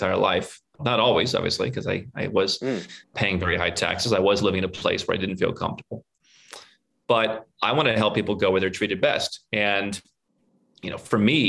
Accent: Northern Ohio, United States; moved away as an adult; also born or lived in Cleveland; now in Serbia; We come from a very similar background growing up in Northern Ohio

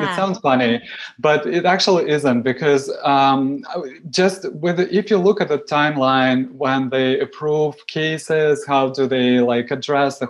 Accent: Moscow, Russia; English is a second language; moved away as an adult; now in Toronto, Canada; I come from Moscow

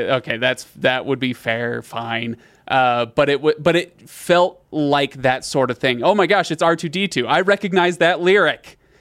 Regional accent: United States; as an American who doesn't know any better

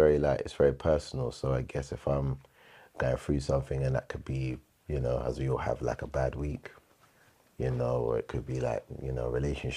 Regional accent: London, United Kingdom; I was born and raised in London. My family's from Jamaica and Montserrat, the Caribbean.

